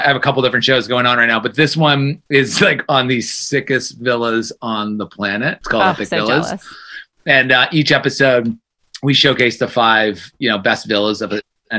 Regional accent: Georgetown, Massachusetts, United States; also born or lived in Germany / Brazil; I'm from Georgetown, Massachusetts, so my grammar is all over the map.

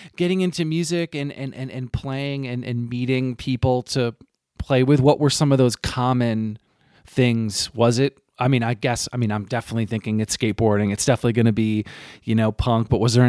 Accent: Vermont, United States; but this is not about my stories about seeing Refused or growing up in Vermont.

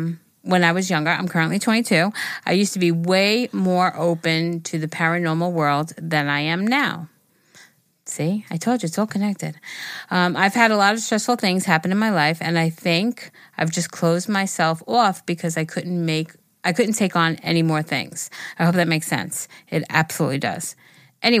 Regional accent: California, United States; I'm from Northern California, the part where the redwood trees surrounding me.

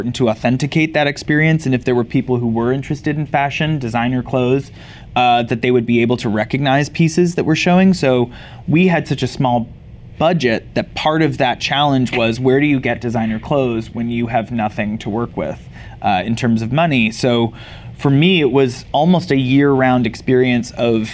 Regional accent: Canada; I grew up in Canada

